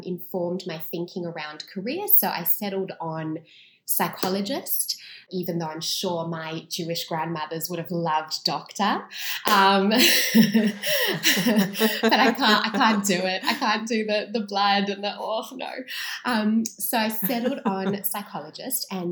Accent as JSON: {"language": "English", "town": "Sydney", "region": "New South Wales", "country": "Australia", "tie": "born or raised there", "said": "I was born and raised in Sydney"}